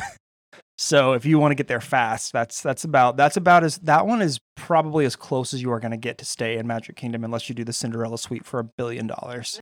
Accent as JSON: {"language": "English", "region": "California", "country": "United States", "said": "I'm Californian"}